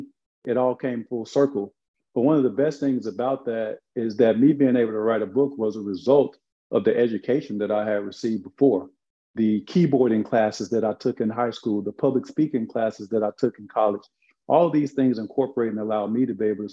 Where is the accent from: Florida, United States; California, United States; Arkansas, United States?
Arkansas, United States; the projects that I grew up in Arkansas